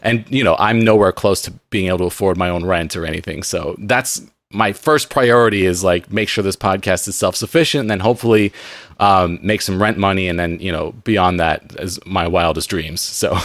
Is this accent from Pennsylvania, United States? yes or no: no; San Diego, California, United States; growing up in San Diego